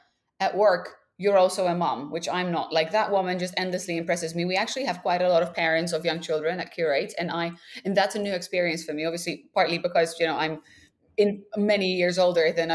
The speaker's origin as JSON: {"language": "English", "town": "Krakow", "region": "Lesser Poland", "country": "Poland", "tie": "born or raised there", "said": "I was born and raised in Krakow, Poland"}